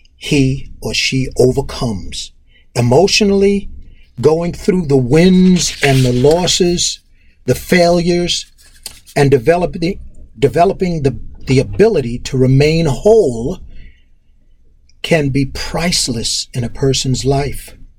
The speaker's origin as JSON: {"language": "English", "town": "Roosevelt", "region": "New York", "country": "United States", "tie": "born or raised there", "also_born_or_lived": "Harlem, New York City / Queens, New York"}